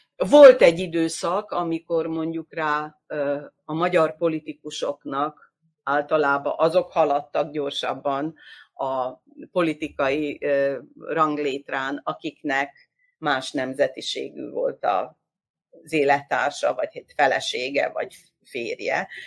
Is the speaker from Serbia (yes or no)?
yes; Vojvodina, Serbia; a mi vajdasági magyar társadalmi életünket